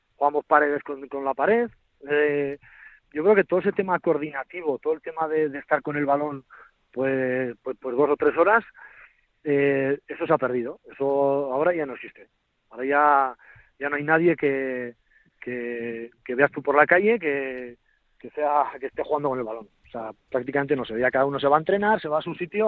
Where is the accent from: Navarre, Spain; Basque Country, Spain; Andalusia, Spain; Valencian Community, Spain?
Navarre, Spain; an hour from Pamplona, a village in the Navarre Pyrenees, Spain; soy de Chavalía, un pueblito que está a una hora de Pamplona y en el Pirineo